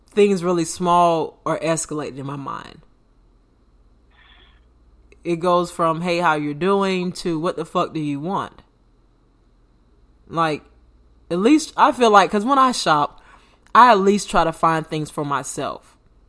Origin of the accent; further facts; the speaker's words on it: United States; I'm from America. Born and raised